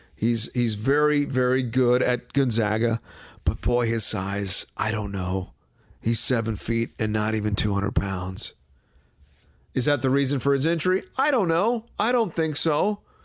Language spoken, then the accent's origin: English; Washington, District of Columbia, United States; my hometown team, Wizards